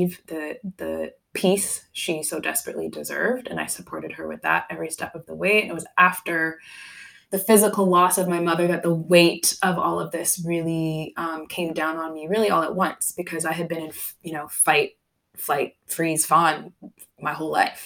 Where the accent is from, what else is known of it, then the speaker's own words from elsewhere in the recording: Canada; I was born and raised in Canada